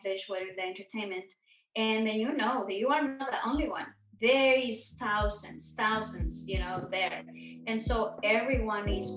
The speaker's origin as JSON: {"language": "English", "country": "Mexico", "tie": "born or raised there", "moved": "yes", "lives_now": "Los Angeles, United States", "said": "I was born and raised in Mexico"}